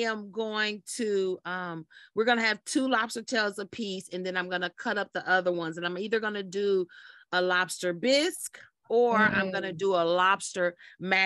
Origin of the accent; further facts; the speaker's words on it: Kansas City, Missouri, United States; I love my hometown, Kansas City